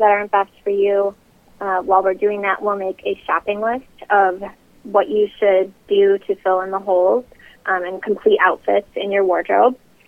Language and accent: English; Milwaukee, Wisconsin, United States; moved away as an adult; now in Chicago, United States; I'm originally from Milwaukee, so not too far from Chicago. I lived there up until 2010 when I moved here to start my business.